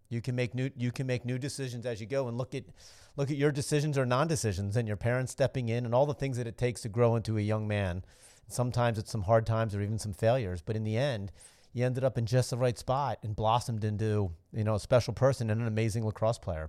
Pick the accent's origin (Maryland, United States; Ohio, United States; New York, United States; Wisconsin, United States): Maryland, United States; Cockeysville; I was a Cockeysville guy growing up in Baltimore.